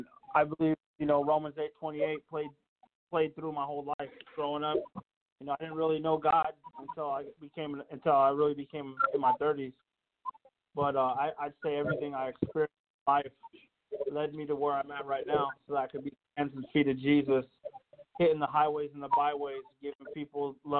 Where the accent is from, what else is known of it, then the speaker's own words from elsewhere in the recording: Yuma, Arizona, United States; also born or lived in Southern California; I grew up a little all over the place. We traveled a lot, but I'd say mainly I grew up in Yuma, Arizona. That's where I lived a lot of my life, in Southern California, both places.